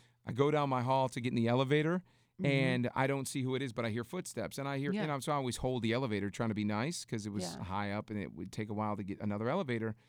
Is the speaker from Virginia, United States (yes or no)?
no; Detroit, Michigan, United States; I grew up in Detroit